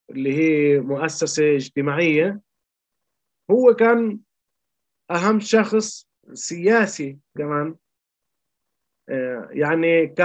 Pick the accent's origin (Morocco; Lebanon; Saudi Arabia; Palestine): Palestine; يعني انا انتبهت اني فلسطيني وكفلسطيني عندي مشكله